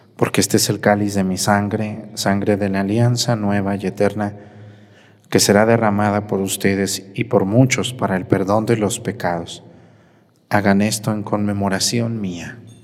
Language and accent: Spanish; Jalisco, Mexico; moved away as an adult; Yo soy de Jalisco